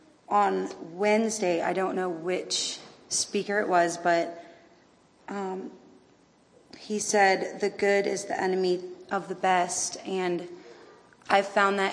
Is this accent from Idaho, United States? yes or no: yes; Idaho, United States; I'm from Northern Idaho.